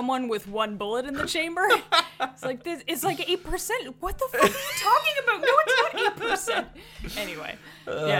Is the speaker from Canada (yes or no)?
yes; Canada; we're from Canada